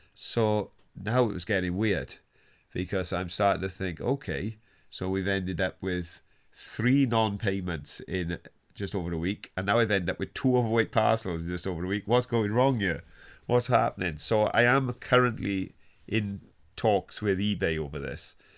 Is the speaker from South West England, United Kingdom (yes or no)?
no; Wales, United Kingdom; I was on strike as a Welsh miner